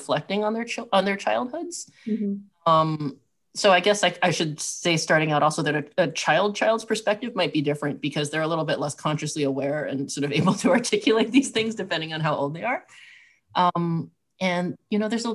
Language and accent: English; Southwest, United States; I grew up in the Southwest